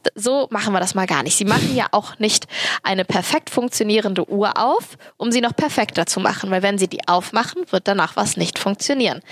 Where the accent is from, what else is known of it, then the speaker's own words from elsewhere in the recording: Cologne, North Rhine-Westphalia, Germany; ich bin Kölnerin und halbe Türkin